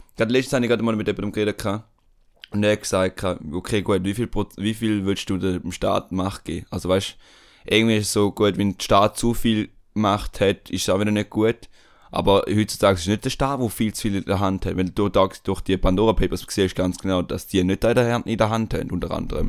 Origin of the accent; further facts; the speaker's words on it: Switzerland; bei uns in der Schweiz